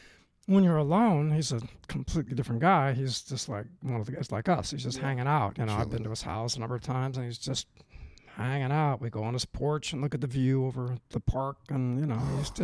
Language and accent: English; Oakland, California, United States; My hometown.